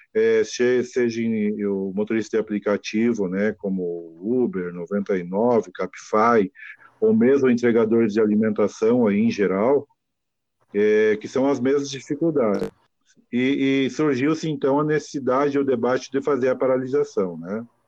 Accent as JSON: {"language": "Portuguese", "town": "Novo Hamburgo", "region": "Rio Grande do Sul", "country": "Brazil", "said": "eu sou de Novo Hamburgo, uma região aqui que no passado era era local de fabricação de calçado"}